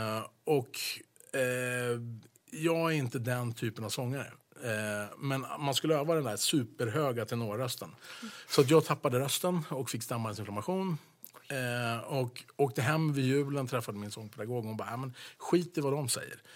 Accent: Sweden; also born or lived in United States; jag var svensk

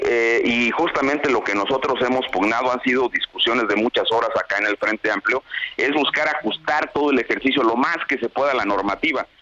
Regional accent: Mexico; como ciudadano mexicano

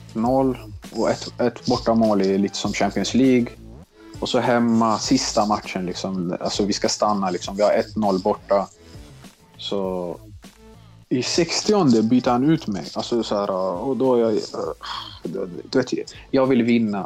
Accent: Stockholm, Stockholm County, Sweden; also born or lived in Tensta, Stockholm / Mälarhöjden, Stockholm / Bredäng, Stockholm; Jag är jag uppvuxen i Tensta, flyttade när jag var sex år till Mälarhöjden, Bredäng

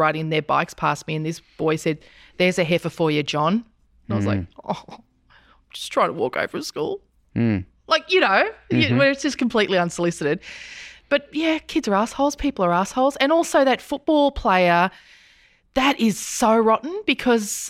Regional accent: Brisbane, Queensland, Australia; now in Melbourne, Australia; a week in which there are two Brisbane clubs in the finals is I'm back in Brisbane. You know, I'm a Queenslander again.

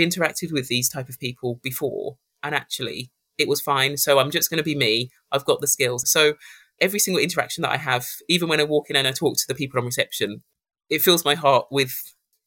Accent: Birmingham, West Midlands, United Kingdom; born or raised there

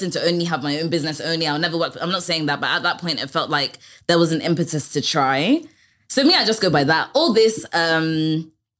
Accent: London, United Kingdom; I grew up in North London, I grew up in Barnet.

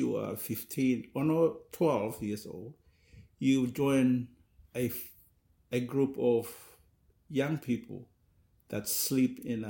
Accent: Solomon Islands; we live on an artificial island in a lagoon, and we usually go and plant our food crops on the mainland and fetch water.

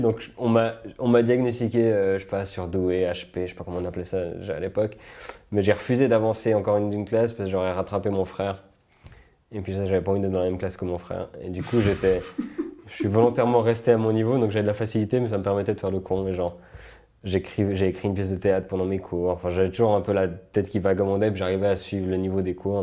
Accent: Switzerland; also born or lived in United States

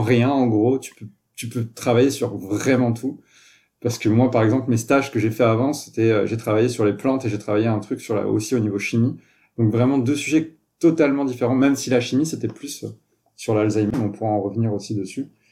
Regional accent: France; moved away as an adult; also born or lived in Toulouse, France; now in Montreal, Canada; je suis un Français, je suis arrivé au Québec et à Montréal il y a, il plus de 5 ans

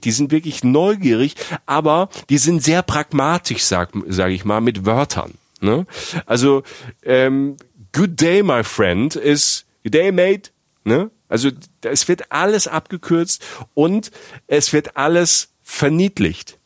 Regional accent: Germany

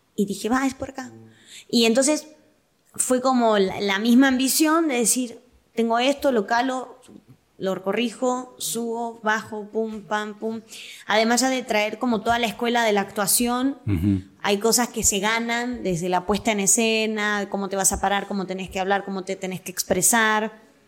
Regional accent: Quilmes, Buenos Aires Province, Argentina; accent: rioplatense; moved away as an adult; now in Guadalajara, Mexico; Quilmes es mi ciudad natal.

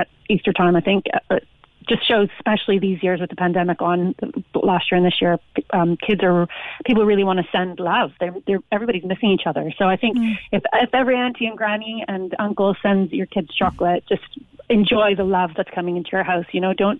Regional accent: Canada; now in Ireland; I'm Canadian originally

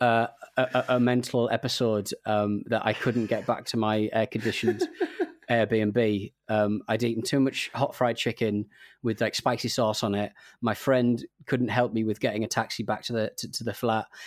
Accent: England, United Kingdom; as an Englishman

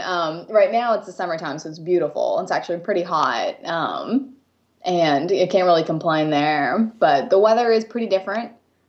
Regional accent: Japan; accent: American; first language English; moved away as an adult; now in United States; So I was born and raised in Japan, and it moved to the U.S. until I was 18.

